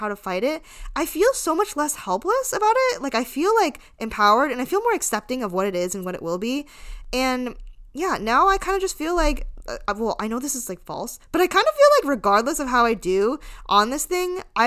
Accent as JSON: {"language": "English", "country": "United States", "tie": "born or raised there", "said": "I was born in America, so this is kind of all I've ever known"}